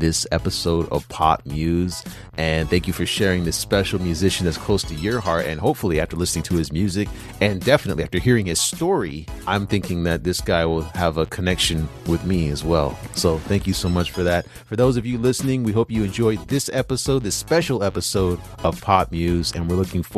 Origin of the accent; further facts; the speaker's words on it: United States; as an American